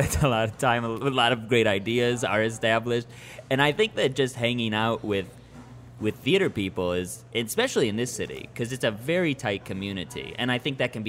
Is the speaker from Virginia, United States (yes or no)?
no; Chicago, Illinois, United States; now in New Orleans, United States; where I grew up in Chicago